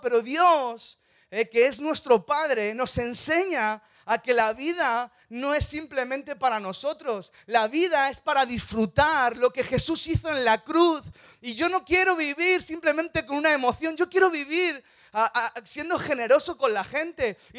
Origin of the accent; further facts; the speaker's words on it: Madrid, Community of Madrid, Spain; soy de Madrid. Soy gato.